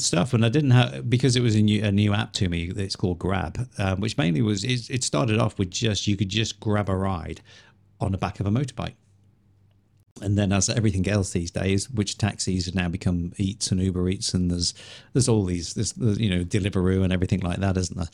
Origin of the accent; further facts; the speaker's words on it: Liverpool, North West England, United Kingdom; accent: Scouse; moved away; also born or lived in Chiang Mai, Thailand; same place as you originally